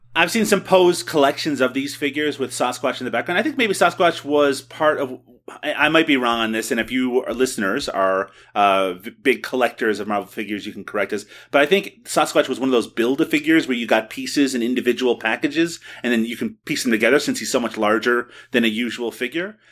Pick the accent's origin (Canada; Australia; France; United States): Canada; as a Canadian